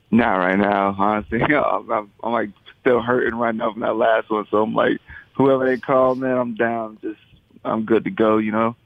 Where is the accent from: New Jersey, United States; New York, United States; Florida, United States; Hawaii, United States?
Florida, United States; moved away as an adult; now in Boston, United States; I'm originally from Florida, but i have been in Boston for a while now.